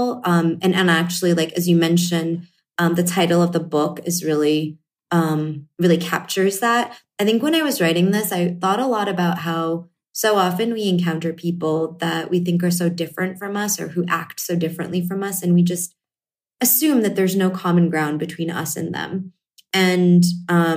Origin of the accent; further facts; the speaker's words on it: Connecticut, United States; I grew up in Connecticut in a fairly homogenous town